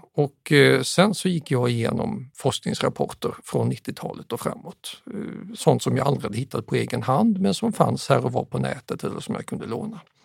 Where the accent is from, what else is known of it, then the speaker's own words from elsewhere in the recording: Staffanstorp, Skåne, Sweden; also born or lived in Södertälje / Huddinge; vid fyra års ålder exporterades jag med mamma och pappa till Staffanstorp mellan Lund och Malmö. Och där växte jag upp